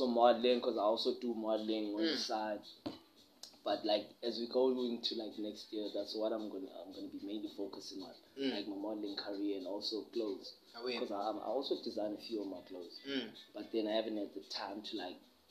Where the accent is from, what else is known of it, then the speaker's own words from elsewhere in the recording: Eastern Cape, South Africa; moved away as an adult; now in Cape Town, South Africa; I grew up in the EC. I did my matric also in the EC, and then came to Cape Town